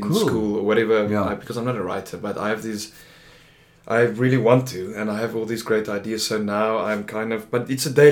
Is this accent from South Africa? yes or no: yes; Bloemfontein, Free State, South Africa; moved away as an adult; Born and bred, lived there for 24 years and then moved away.